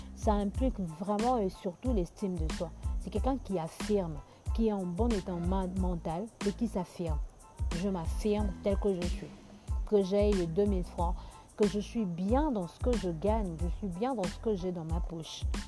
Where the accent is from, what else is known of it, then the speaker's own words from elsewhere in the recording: Kinshasa, DR Congo; chez nous à Kinshasa